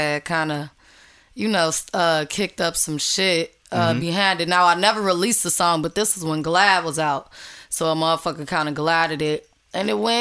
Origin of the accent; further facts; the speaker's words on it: Chicago, Illinois, United States; also born or lived in Minneapolis; I'm from Chicago. I was raised half and half, half in Minneapolis